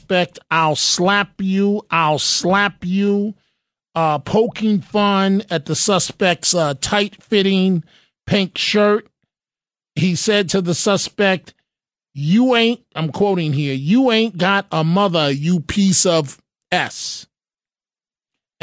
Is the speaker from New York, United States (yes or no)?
yes; New York City, New York, United States; also born or lived in Seattle, Washington; as a child growing up in the Bronx